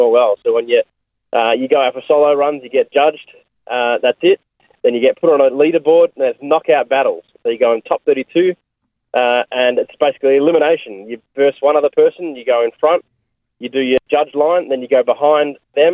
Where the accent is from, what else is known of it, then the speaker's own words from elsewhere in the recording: Australia; also born or lived in Melbourne, Victoria; I'm from Australia